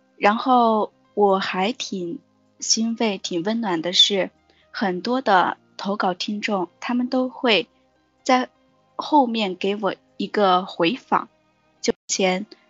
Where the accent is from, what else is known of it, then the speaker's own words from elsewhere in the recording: Changde, Hunan, China; 我的家在湖南常德。湖南常德。